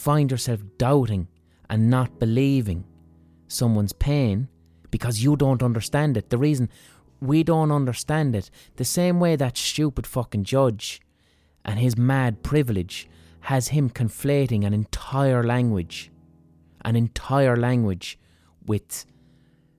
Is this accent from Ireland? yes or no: yes; Ireland; as an Irish person